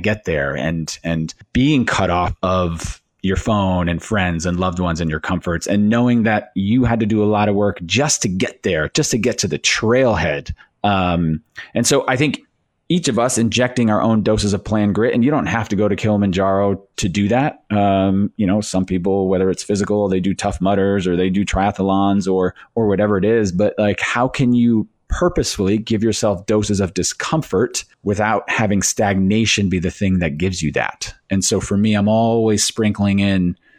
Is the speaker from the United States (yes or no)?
yes; Northeast America, United States; I grew up in the Northeast America.